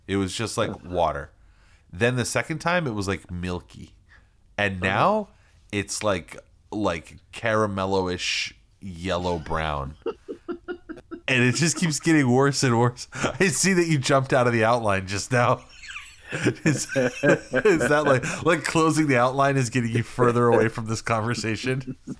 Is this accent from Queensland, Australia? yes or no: yes; Brisbane, Queensland, Australia; I'm from Brisbane, Australia.